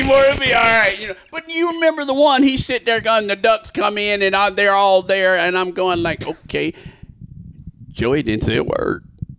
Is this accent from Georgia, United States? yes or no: yes; Georgia, United States; I'm from Georgia, right?